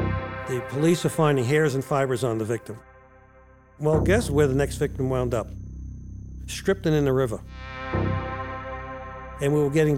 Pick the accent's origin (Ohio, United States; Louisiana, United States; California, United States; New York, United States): New York, United States; New York City; I grew up in New York City.